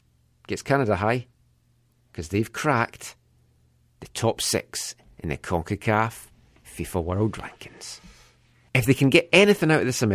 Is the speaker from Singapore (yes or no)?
no; Scotland, United Kingdom; I am from the Kingdom of Fife, so